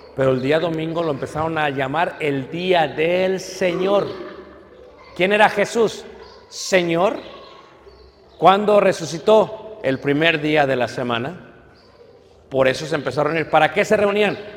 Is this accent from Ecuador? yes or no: no; Mexico; me ve como mexicano